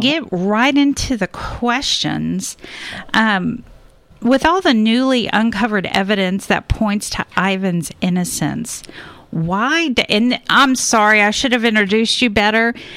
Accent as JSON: {"language": "English", "region": "Louisiana", "country": "United States", "moved": "yes", "said": "I'm from Louisiana"}